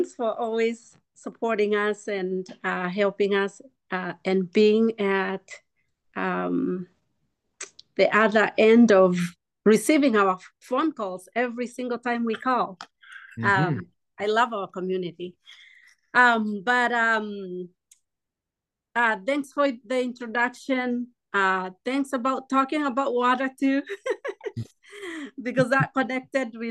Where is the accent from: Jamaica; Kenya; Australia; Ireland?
Kenya; moved away as an adult; now in United States; I'm from Kenya.